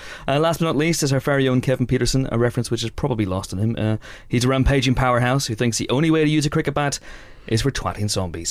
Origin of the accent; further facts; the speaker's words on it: Northern Irish, Northern Ireland, United Kingdom; It's a diplomatic way of saying we're Northern Irish.